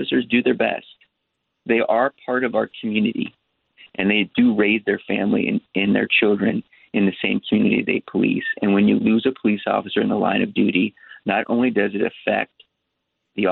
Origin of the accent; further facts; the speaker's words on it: New York City, New York, United States; now in Los Angeles, United States; I was born in New York. I was born in Manhattan.